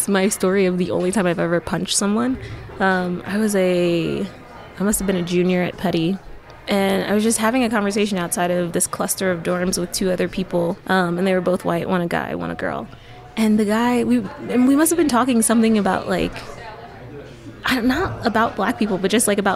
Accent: United States; I grew up in America

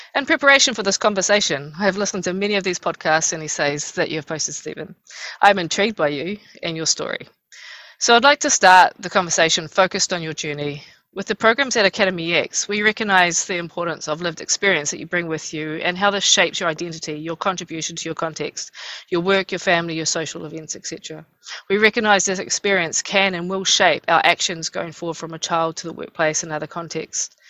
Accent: Rotorua, Bay of Plenty, New Zealand; I hail from Rotorua

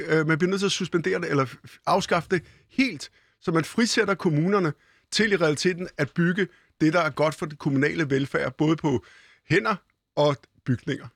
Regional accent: Copenhagen, Capital Region of Denmark, Denmark; Da jeg var barn og gik på Bispebjerg skole

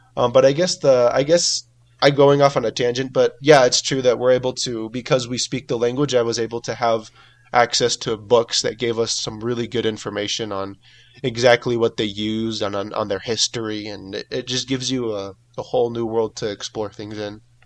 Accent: California, United States; now in Mexico; I'm from California, I'm from the United States

